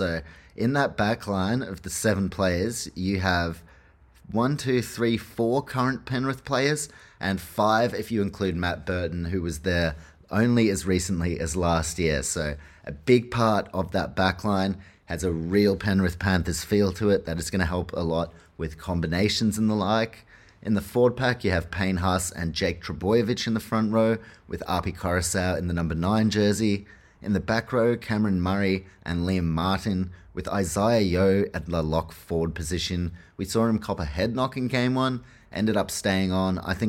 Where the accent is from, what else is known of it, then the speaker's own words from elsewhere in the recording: New Zealand; which I don't mind as a Kiwi